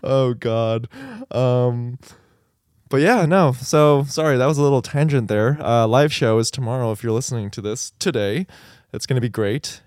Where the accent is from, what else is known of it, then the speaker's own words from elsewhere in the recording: El Paso, Texas, United States; moved away; I grew up in El Paso